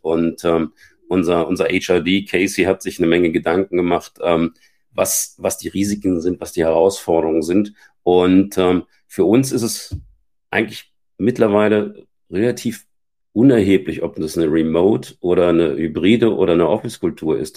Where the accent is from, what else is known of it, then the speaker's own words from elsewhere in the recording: Germany; also born or lived in Scandinavia; als Deutscher, der lange Zeit in Deutschen auch Teams geführt hat